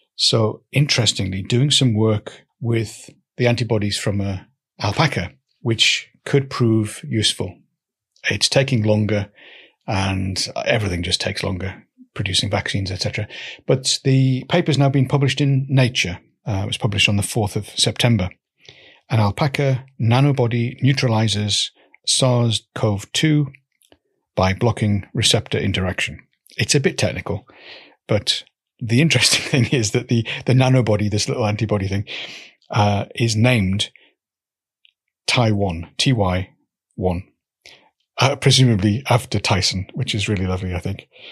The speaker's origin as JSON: {"language": "English", "town": "Newcastle", "region": "North East England", "country": "United Kingdom", "tie": "born or raised there", "also_born_or_lived": "Swansea", "moved": "yes", "said": "I grew up in Newcastle"}